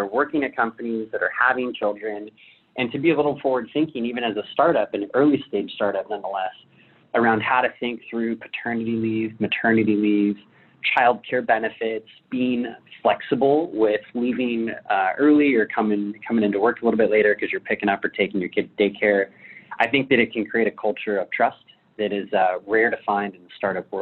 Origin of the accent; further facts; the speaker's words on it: Orange County, California, United States; also born or lived in San Diego, United States; I grew up in Orange County